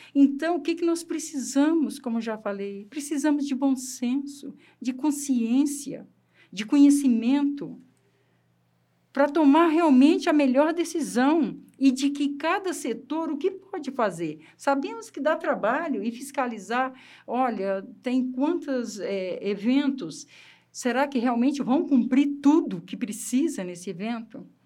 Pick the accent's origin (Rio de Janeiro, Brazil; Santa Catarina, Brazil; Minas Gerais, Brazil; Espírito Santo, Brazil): Espírito Santo, Brazil; eu sou capixaba, aquela terra molecada, tudo na rua